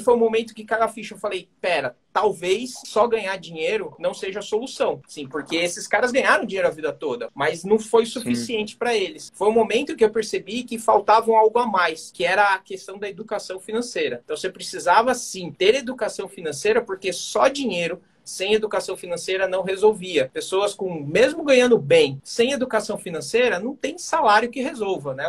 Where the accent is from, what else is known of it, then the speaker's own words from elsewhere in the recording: São Paulo, Brazil; Sou aqui de São Paulo